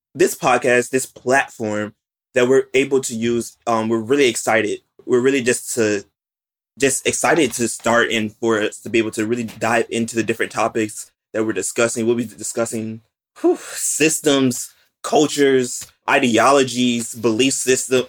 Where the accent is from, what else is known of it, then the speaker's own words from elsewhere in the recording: West Palm Beach, Florida, United States; I'm from West Palm Beach, Florida